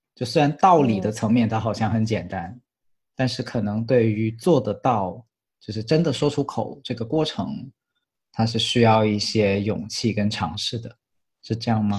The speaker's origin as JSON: {"language": "Chinese", "region": "Guangdong", "country": "China", "said": "我是个广东人"}